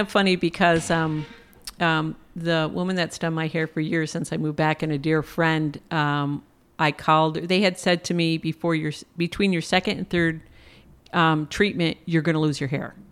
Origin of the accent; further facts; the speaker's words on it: Plattsburgh, New York, United States; also born or lived in San Antonio, Texas; I'm originally from Plattsburgh, New York